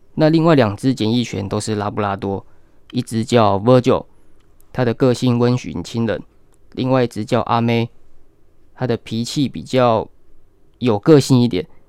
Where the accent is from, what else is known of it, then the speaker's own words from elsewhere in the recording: Hualien, Hualien County, Taiwan; also born or lived in Taipei; 我是花莲的在地人